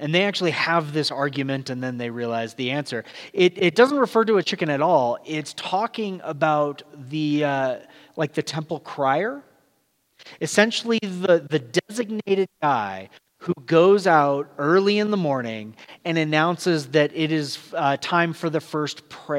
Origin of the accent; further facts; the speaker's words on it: California, United States; also born or lived in Florida / Georgia / Texas; I grew up in Southern California, at least for 9 years. There is an accent, but it's pretty light. But then we lived in places like Florida, Georgia, Texas, all very distinct accents.